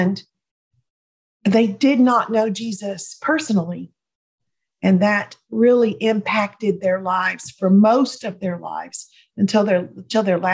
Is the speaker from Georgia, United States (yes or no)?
yes; Jonesboro, Georgia, United States; also born or lived in Atlanta, Georgia; now in East Tennessee, United States; my husband and I live in East Tennessee, but I was born and raised in Atlanta, Georgia area